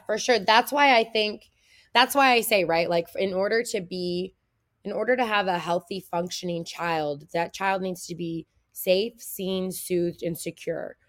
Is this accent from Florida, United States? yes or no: no; Middletown, Ohio, United States; I grew up in Middletown, Ohio. Um, it's a pretty small town, um, in between Cincinnati and Dayton